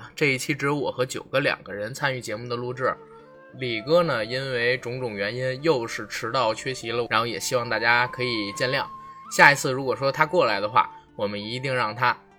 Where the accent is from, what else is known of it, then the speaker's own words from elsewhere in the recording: China; 作为一个中国人。作为一个华人，